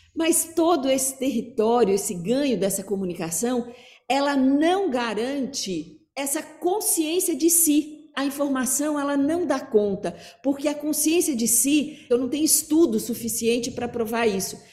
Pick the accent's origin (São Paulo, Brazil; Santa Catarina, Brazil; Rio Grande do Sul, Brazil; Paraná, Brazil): Paraná, Brazil; Curitiba; eu sou de Curitiba